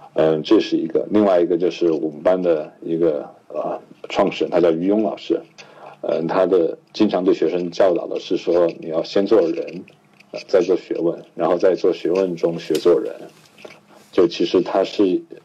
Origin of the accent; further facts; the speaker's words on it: Chengdu, Sichuan, China; moved away as an adult; also born or lived in Shanghai; now in Pittsburgh, United States; 我是四川人，然后我在成都七中